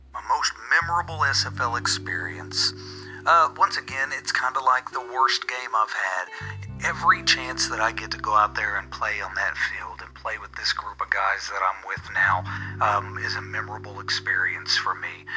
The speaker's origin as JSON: {"language": "English", "town": "Kemp", "region": "Texas", "country": "United States", "tie": "born or raised there", "moved": "yes", "lives_now": "Stockholm, Sweden", "said": "my hometown is a small town just outside of Dallas, Texas, called Kemp. I currently live in Stockholm, Sweden, though"}